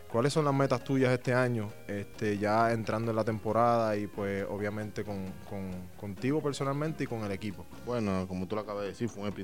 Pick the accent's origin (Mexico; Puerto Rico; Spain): Puerto Rico; San Juan; moved away as an adult; now in Detroit, United States; yo soy de Puerto Rico, eh, nací y crecí en San Juan, Puerto Rico